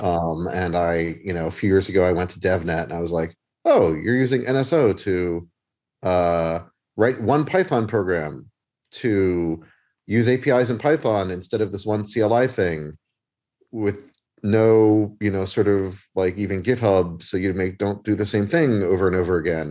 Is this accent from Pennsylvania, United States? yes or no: yes; Philadelphia, Pennsylvania, United States; as a Philadelphian, I speak too fast